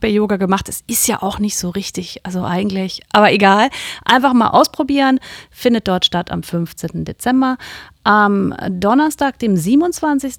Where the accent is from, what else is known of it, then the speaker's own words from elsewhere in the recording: Kiel, Schleswig-Holstein, Germany; ist ja irgendwie auch ein bisschen meine Heimatstadt